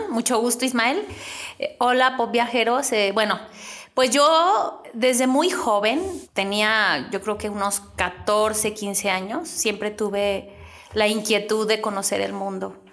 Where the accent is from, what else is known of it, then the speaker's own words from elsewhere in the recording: Guadalajara, Jalisco, Mexico; Yo soy de Guadalajara.